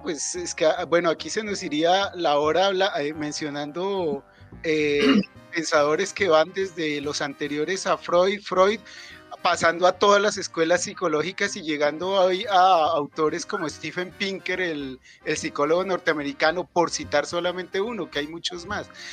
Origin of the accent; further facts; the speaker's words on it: Bogotá, Colombia; Ellos emigraron desde Nariño aquí a Bogotá y yo nací en Bogotá.